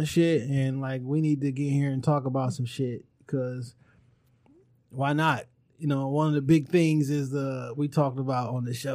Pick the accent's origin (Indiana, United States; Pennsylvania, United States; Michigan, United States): Michigan, United States; Detroit; we grew up on Linwood and Carter. That's like where the home base is, grandma house